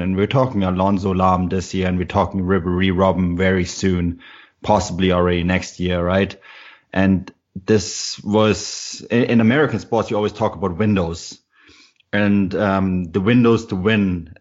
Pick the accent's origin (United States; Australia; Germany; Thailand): Germany; Munich, Bavaria; now in Canada; I'm actually born and raised in Munich